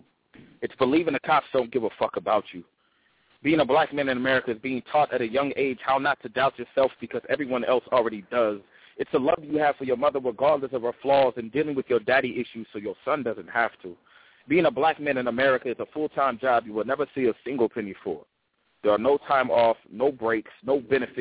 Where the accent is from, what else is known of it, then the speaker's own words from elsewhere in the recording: Oakland, California, United States; I'm from Oakland. I'm in the Bay Area.